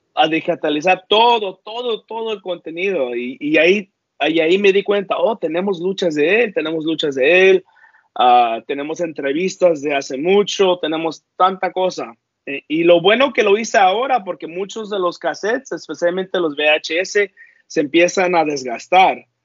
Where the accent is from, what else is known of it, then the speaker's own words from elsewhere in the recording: northern California, United States; Soy, soy americano, pero del norte de California.